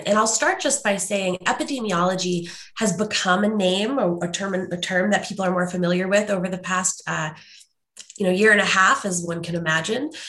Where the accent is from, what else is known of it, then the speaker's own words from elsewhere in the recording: St. Louis, Missouri, United States; now in Washington State, United States; I grew up in St. Louis, Missouri